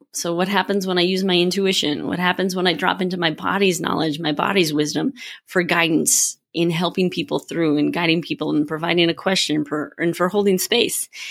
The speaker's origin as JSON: {"language": "English", "region": "Minnesota", "country": "United States", "moved": "yes", "lives_now": "Colorado, United States", "said": "I'm from Minnesota"}